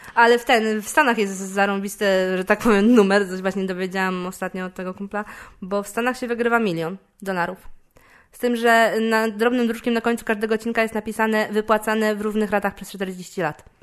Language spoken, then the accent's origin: Polish; Poland; jestem komikiem też z Polski